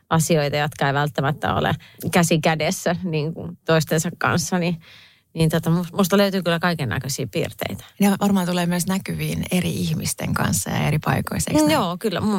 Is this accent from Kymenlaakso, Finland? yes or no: no; Viiala, Pirkanmaa, Finland; now in Helsinki, Finland; mä oon Viialasta kotoisin oleva näyttelijä. mä olen äiti